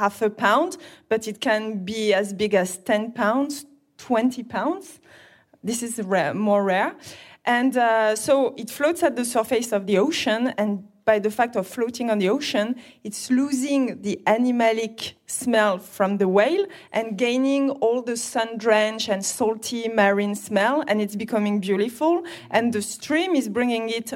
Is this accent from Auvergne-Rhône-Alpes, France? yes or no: no; Grasse, Provence-Alpes-Côte d'Azur, France; I'm French, and I am born and raised in Grasse, a city of perfumes